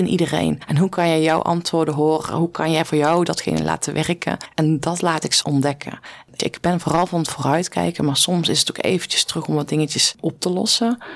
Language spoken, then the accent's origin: Dutch; North Brabant, Netherlands; accent: Brabant dialect; ik kwam als boerenmeisje uit Brabant met een dialect. Ik praatte toen platter als dat ik nu deed.